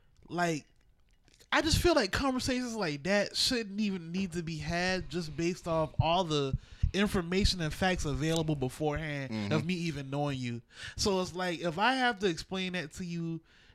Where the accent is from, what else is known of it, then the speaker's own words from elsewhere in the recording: Charleston, South Carolina, United States; Right, and so, we're from Charleston. Right. So that's a different, you know?